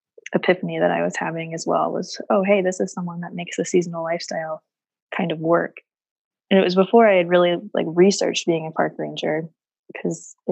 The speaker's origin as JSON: {"language": "English", "region": "Florida", "country": "United States", "tie": "born or raised there", "moved": "as an adult", "said": "I grew up in Florida"}